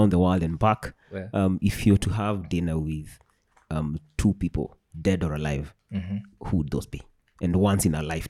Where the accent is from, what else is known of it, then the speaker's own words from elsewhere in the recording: Kisii, Kisii County, Kenya; Growing up in Kisii, Kashata, Mabuyu.